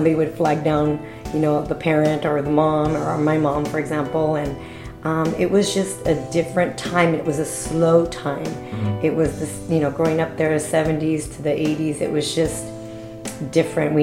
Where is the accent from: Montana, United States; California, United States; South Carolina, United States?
California, United States; Placentia; growing up on Walnut, we knew everybody, all of our neighbors, and we played outside